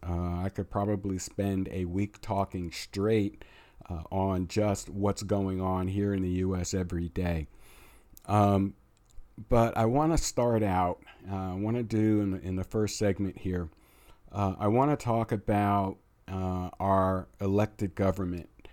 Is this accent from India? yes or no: no; United States; we are American